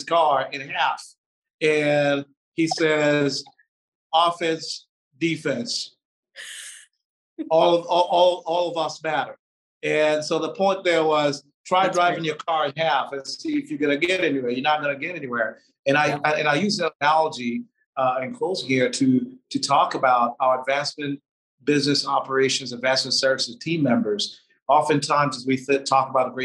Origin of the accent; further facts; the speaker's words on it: Tanzania; now in United States; my home country, Tanzania